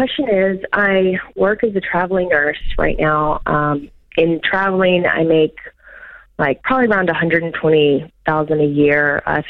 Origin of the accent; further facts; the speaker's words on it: Arkansas, United States; I'm from Arkansas